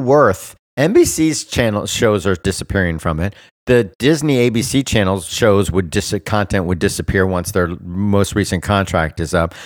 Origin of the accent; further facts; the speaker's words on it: Bermuda; my home country of Bermuda